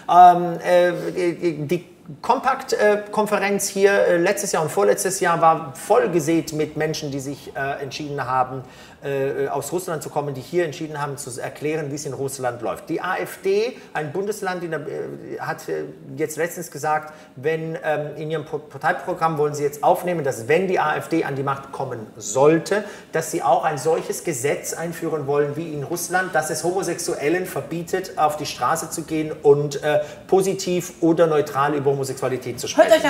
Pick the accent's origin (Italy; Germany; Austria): Italy; als Italiener gehört Pesto irgendwie auf Mozzarella.